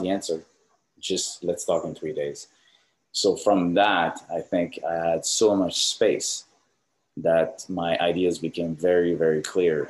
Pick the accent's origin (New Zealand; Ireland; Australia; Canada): Canada; now in Orange County, United States; I'm Canadian